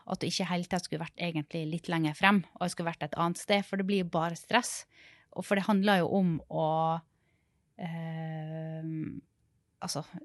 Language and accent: Norwegian; Sunnmøre, Møre og Romsdal, Norway; also born or lived in Rogaland; now in Oslo, Norway; jeg kommer fra Sunnmøre